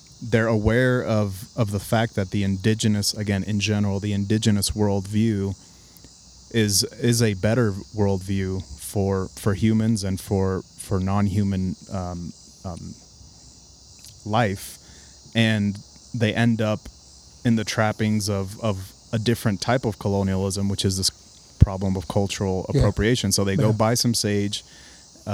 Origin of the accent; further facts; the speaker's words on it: Puerto Rico; So I'm Puerto Rican, I'm from Puerto Rico